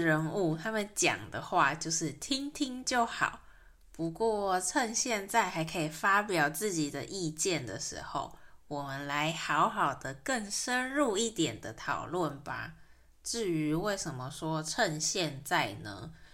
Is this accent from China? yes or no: no; Taiwan; 在台湾出生长大的这一代人，在整个大环境下，我们很自然地就直觉我们是台湾人